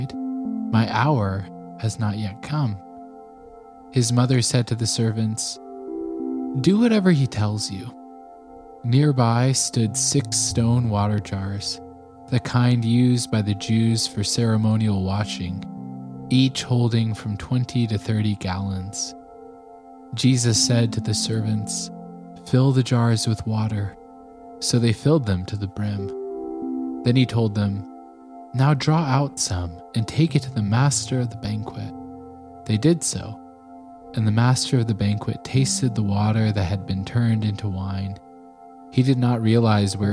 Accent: Colorado, United States; I grew up in Colorado

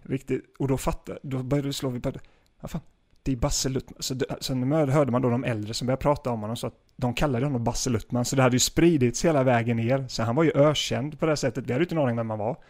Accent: Gislaved, Jönköping County, Sweden; Gislaved där jag kommer ifrån

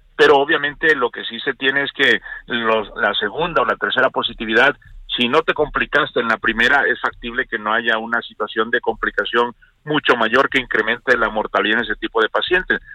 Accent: Mexico; nosotros somos México

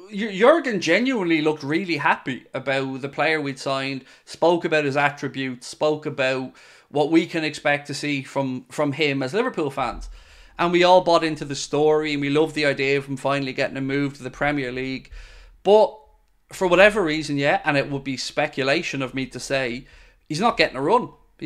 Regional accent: New Zealand; I do, I'm from New Zealand.

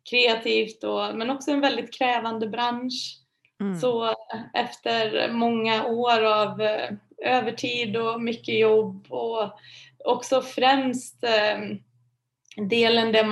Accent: Vara, Västra Götaland, Sweden; now in Stockholm, Sweden; Eh, jag kommer från Vara i Västergötland, mm-hmm. jätteliten mm. ort. Eh, flyttade till Stockholm för typ 11 år sedan kanske.

